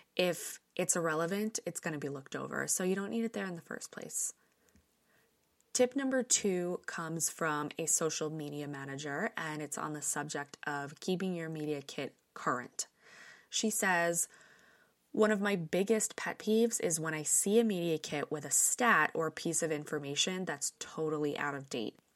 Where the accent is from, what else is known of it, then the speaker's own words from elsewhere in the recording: New York, United States; Growing up in New York, I have my fair share of friends who have ended up in the business